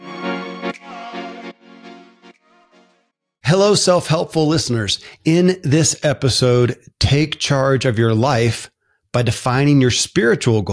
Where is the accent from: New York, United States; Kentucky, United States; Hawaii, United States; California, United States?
Kentucky, United States; born or raised there